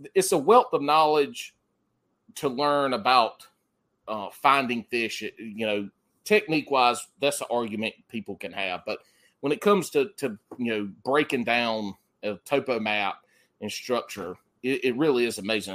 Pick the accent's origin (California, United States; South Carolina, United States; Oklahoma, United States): South Carolina, United States; accent: country; now in North Carolina, United States; growing up in South Carolina